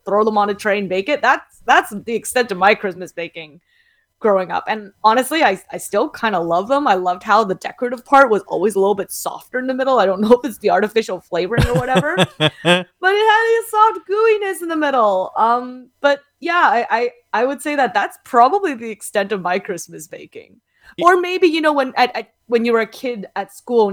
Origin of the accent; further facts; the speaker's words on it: Kitchener, Ontario, Canada; I grew up in Kitchener-Waterloo, so very Germanic city